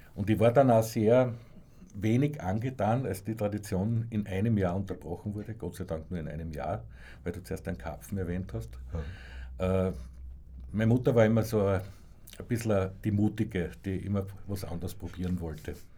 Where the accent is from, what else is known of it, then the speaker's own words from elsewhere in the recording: Graz, Styria, Austria; moved away; also born or lived in Salzburg; ich bin ja dann später von Graz nach Salzburg gezogen